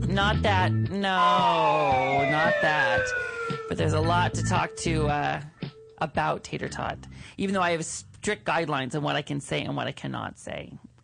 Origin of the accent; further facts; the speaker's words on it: Mount Vernon, Washington, United States; now in Los Angeles, United States; I am from Mount Vernon, Washington